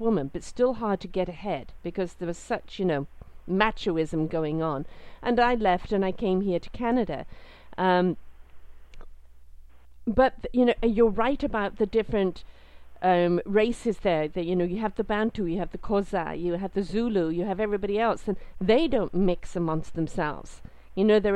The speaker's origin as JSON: {"language": "English", "region": "England", "country": "United Kingdom", "tie": "born or raised there", "moved": "yes", "said": "I'm British. It doesn't matter how long I've been out of England. I'm British. That's it. I've been out 40-something years. I'm still very British. It's in my DNA. It's the way I was brought up"}